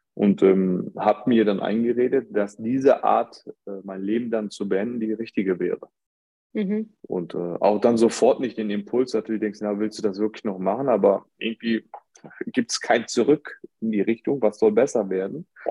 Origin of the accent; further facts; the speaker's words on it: Germany; ich bin in Deutschland geboren und ähm, gewisse Zeit habe ich aber mit meinen Großeltern ähm, verbracht äh, in meiner Kindheit.